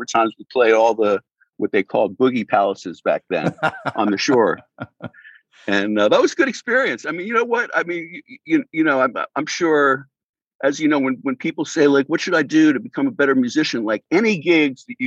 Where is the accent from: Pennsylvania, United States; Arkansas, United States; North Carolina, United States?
Pennsylvania, United States; Philadelphia; moved away as an adult; also born or lived in Boston; I grew up in Philly